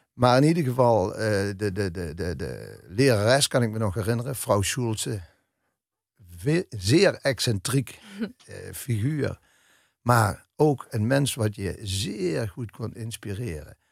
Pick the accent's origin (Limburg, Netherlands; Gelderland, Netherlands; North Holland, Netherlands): Limburg, Netherlands; Melick; moved away as an adult; also born or lived in Amsterdam; met de fanfaren van Melik dan, waar ik opgegroeid ben